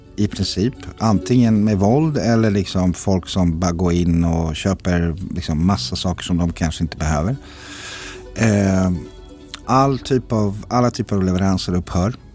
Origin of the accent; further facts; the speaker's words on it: Zenica, Federation of Bosnia and Herzegovina, Bosnia & Herzegovina; now in Sweden; Jag kommer från Zenica som är i centrala Bosnien